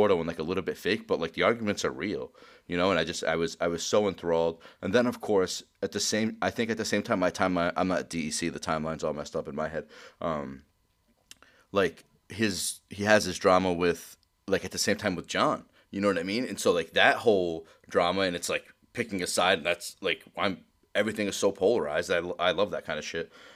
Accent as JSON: {"language": "English", "region": "Rhode Island", "country": "United States", "said": "we're obviously from Rhode Island."}